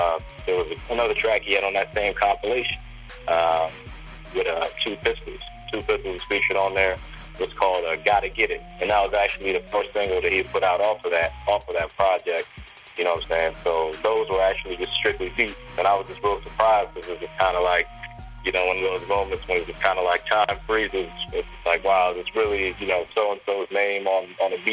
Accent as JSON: {"language": "English", "town": "Silver Spring", "region": "Maryland", "country": "United States", "tie": "born or raised there", "said": "I was born and raised on the East Coast, Silver Spring, Maryland. Lived here whole life"}